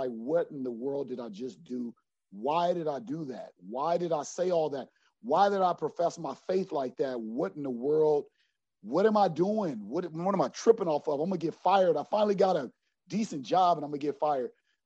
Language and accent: English; Los Angeles, California, United States; I'm from South Central